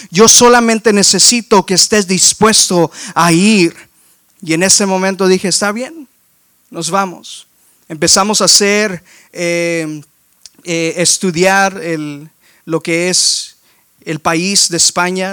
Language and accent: Spanish; McAllen, Texas, United States; accent: español del valle; moved away as an adult; also born or lived in Waxahachie, Texas; now in Houston, United States; Yo nací, crecí aquí en, en, en McAllen, en en la gran ciudad y en la gran área que fluye de tamales y tacos, que es eh, el Valle de Texas